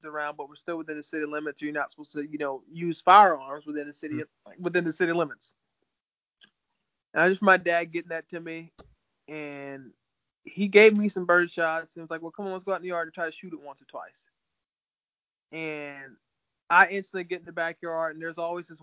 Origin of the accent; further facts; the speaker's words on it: Callahan, Florida, United States; moved away as an adult; also born or lived in Hilliard, Florida; now in Minnesota, United States; which is where I lived at in Hilliard, but I grew up in Callahan.